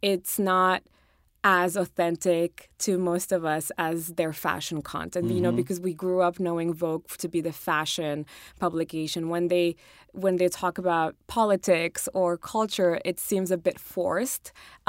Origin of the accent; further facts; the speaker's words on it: Colorado, United States; also born or lived in Morocco / Germany; I was born in Morocco. I was raised in Colorado. I lived in Germany for a while. I'm Muslim. I'm, you know, a woman, I'm an immigrant.